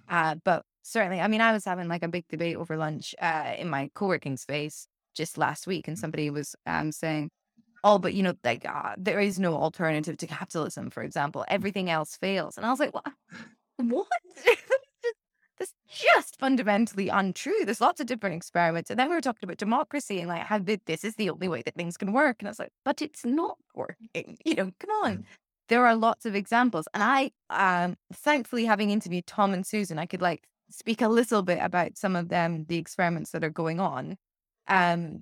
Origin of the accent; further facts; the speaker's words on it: United Kingdom; as a Brit